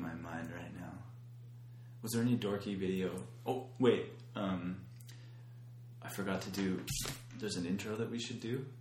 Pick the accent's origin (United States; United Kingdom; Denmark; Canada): Canada